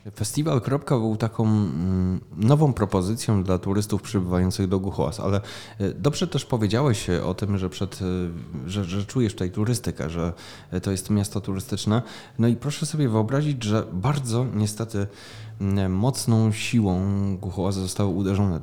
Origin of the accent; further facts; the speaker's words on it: Głuchołazy, Opole Voivodeship, Poland; Ja pochodzę z tej miejscowości i od najmłodszych lat dziecięcych rodzice zabierali mnie za południową granicę